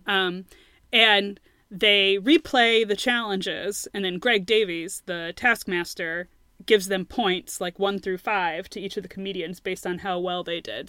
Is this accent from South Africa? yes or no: no; United States; I'm an American